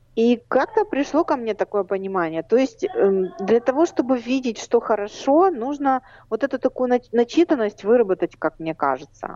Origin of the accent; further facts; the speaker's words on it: Baku, Azerbaijan; now in Rivne, Ukraine; я родилась в Баку